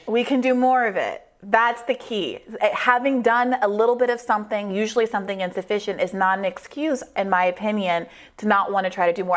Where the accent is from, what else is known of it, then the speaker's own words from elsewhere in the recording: Washington, District of Columbia, United States; I was born in Washington, D.C., right here in our nation's capital